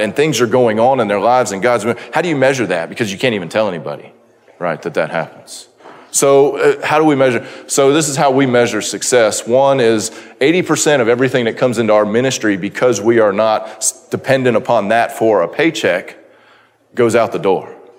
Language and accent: English; Florida, United States; we are from Florida